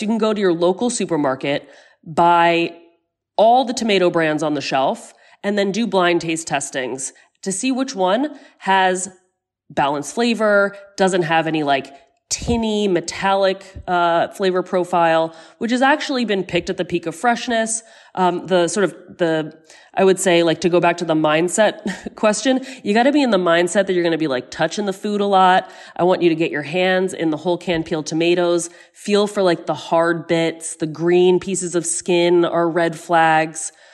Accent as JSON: {"language": "English", "region": "New Jersey", "country": "United States", "tie": "born or raised there", "moved": "as an adult", "lives_now": "Rome, Italy", "said": "I'm from New Jersey"}